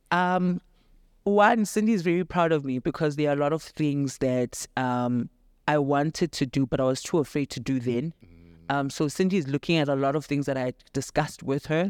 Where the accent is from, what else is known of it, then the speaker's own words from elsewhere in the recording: Daveyton, Gauteng, South Africa; I'm from Davidton in the East Rand